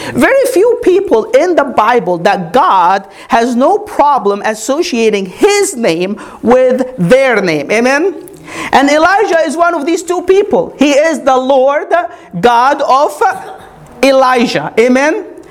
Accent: Egypt; moved away as an adult; now in United States; When I grew up, I grew up in Egypt, born and raised. I came to America when I was 22.

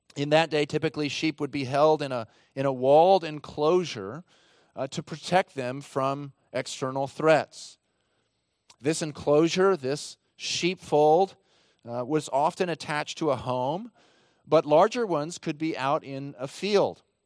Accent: Texas, United States; my home state of Texas

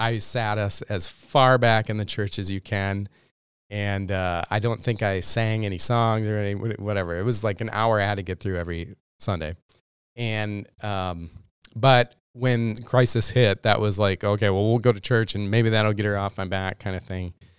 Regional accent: Minnesota, United States; also born or lived in Texas; being a Minnesotan

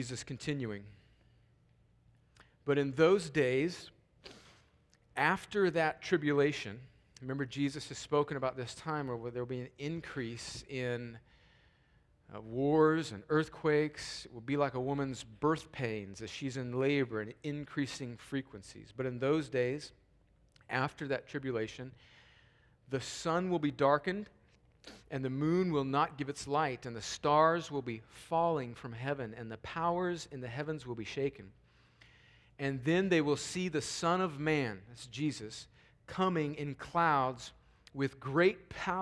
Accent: United States; also born or lived in Columbus, Georgia; us as American Christians

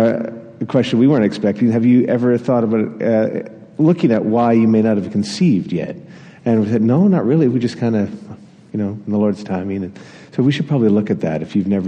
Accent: Atlantic Canada, Canada; I grew up in Atlantic Canada

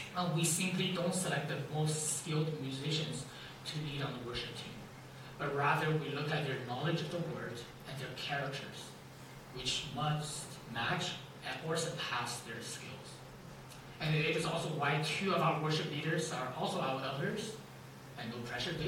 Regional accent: China; moved away; I was born and raised in China

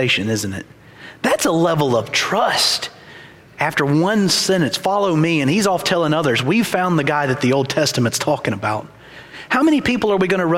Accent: Ackerman, Mississippi, United States; I grew up in Ackerman, Mississippi, small town, no red lights, three places to eat

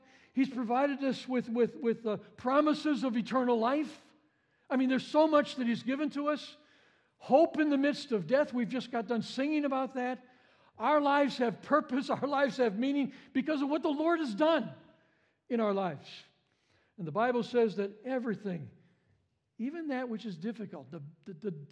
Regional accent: Chicago, Illinois, United States; I was a city boy. I grew up in Chicago

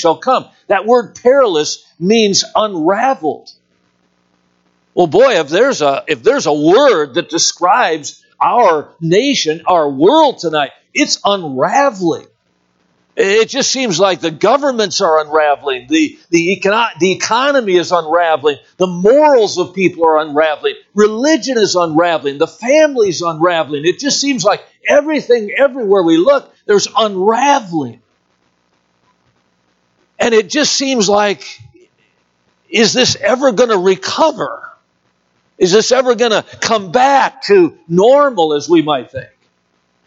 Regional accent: Watertown, Wisconsin, United States; I was born and raised in Watertown, Wisconsin

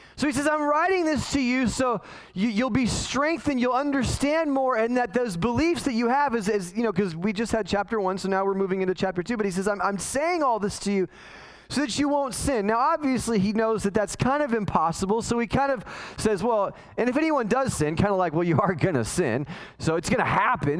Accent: Los Angeles, California, United States; when I was a kid, growing up in the San Fernando Valley in California

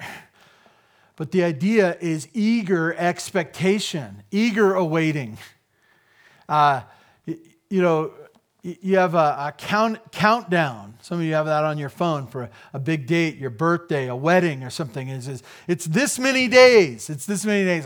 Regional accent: United States; as an American

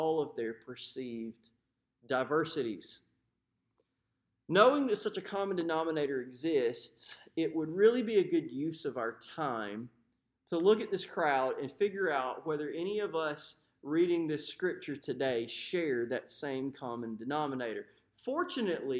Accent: United States; Are we the same because we're white American men?

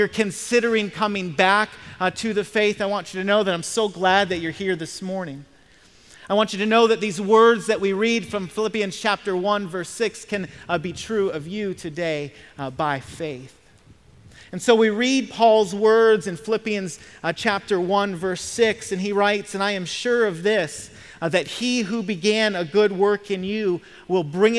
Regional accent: Michigan, United States; moved away; I'm from Michigan, and so I'm a Detroit Lions fan

